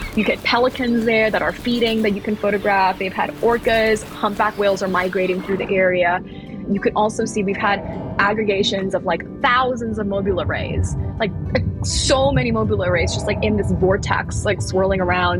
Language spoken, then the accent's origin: English; Thailand; I grew up in Thailand and I spent my childhood foraging around